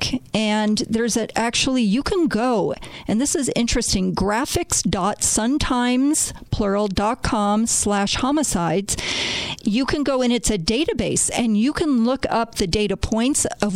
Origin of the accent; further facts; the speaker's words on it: Chicago, Illinois, United States; I was born and raised in Chicago, and my grandparents were immigrants there